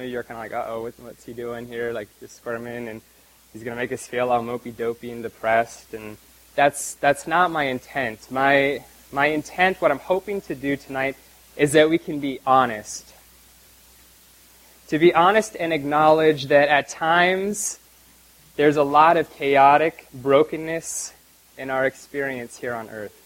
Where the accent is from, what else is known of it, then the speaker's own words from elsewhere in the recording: Canada; moved away; my hometown back in Canada